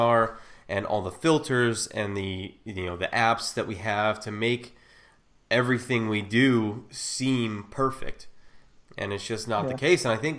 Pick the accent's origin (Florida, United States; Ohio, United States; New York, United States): Ohio, United States; No, I'm from Ohio.